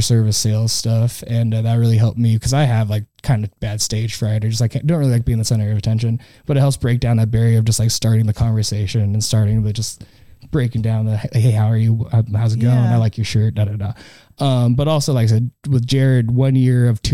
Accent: the Northwest, Pacific Northwest, United States; we're from the Northwest. Or I'm from the Northwest

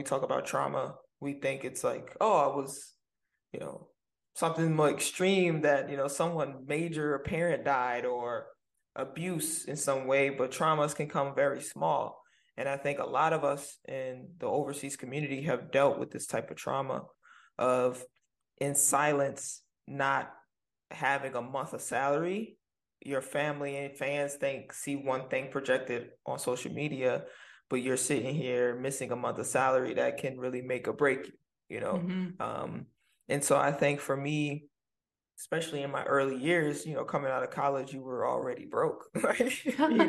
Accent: New Orleans, Louisiana, United States; moved away as an adult; born and raised in New Orleans

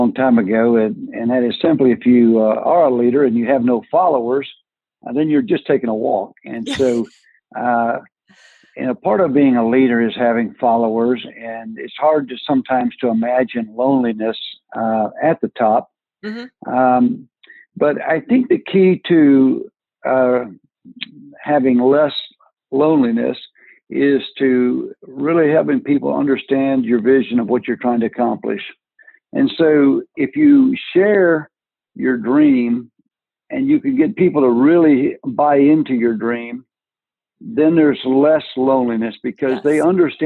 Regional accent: Franklin, Tennessee, United States; accent: Southern; I'm in Franklin, Tennessee. I'm just south of Nashville, about 20 miles

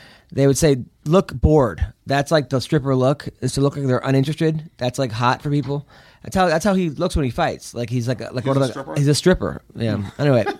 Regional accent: England, United Kingdom; Like, I'm from England. We don't even have wrestling. And I could do better sprawls than that.

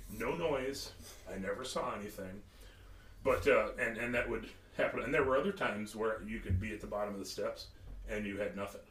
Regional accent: Kansas City, United States; I've always been in the city. I was born in Kansas City. I've always lived in town

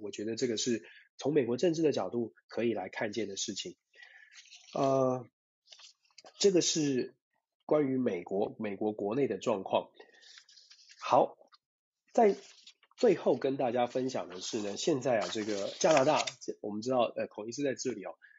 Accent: Taiwan; 作为台湾人

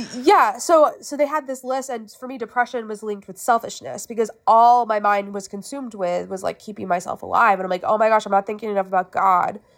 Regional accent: Winston-Salem, North Carolina, United States; also born or lived in Raleigh; I grew up in Winston Salem my whole life, and then after my freshman year, I moved to Raleigh

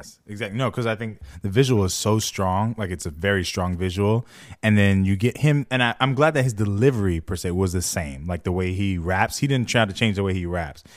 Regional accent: just outside of Los Angeles, California, United States; I'm from the West Coast, for those who don't know, uh, L A specifically, east, just outside of L

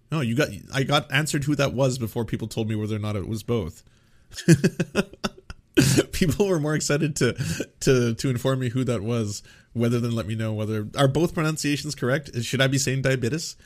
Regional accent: Canada; as a Canadian

